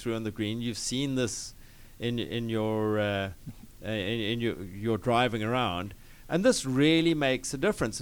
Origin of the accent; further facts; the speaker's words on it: Cape Town, Western Cape, South Africa; moved away as an adult; now in United States; I'm from the Deep South, and so I'm originally from Cape Town in South Africa